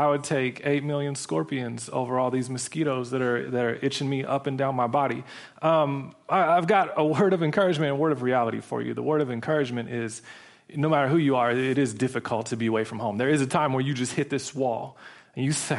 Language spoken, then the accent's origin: English; Portland, Oregon, United States; moved away as an adult; So I grew up in Portland, Oregon. When I was 18, I went out and I went to college. I haven't lived back there full time since then.